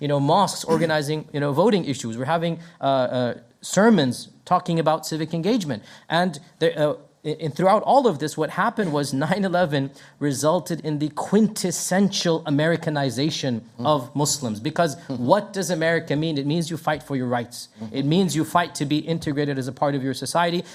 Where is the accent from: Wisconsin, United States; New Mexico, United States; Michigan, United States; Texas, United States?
Texas, United States; moved away as an adult; now in Memphis, United States; I was raised in Texas